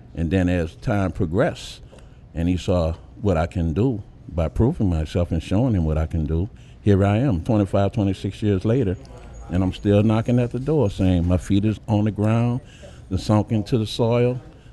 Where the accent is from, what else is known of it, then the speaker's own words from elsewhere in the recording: New Orleans, Louisiana, United States; I'm from Uptown. I live Uptown New Orleans practically all my born days